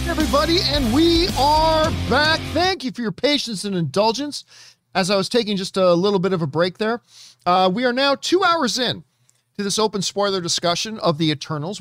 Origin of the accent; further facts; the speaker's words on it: Canada; as a Canadian white dude who hasn't been exposed to a whole ton of Bollywood in my life